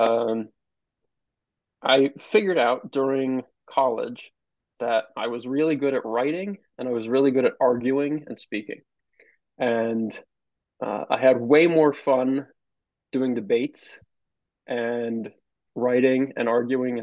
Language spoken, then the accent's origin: English; Albany, New York, United States; I'm a somewhat Albany native. I grew up around Albany